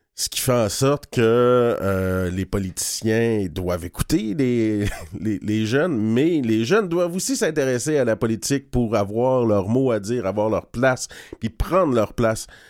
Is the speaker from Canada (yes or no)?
yes; Odanak, Quebec, Canada; quand j'étais jeune, j'habitais à Oudanac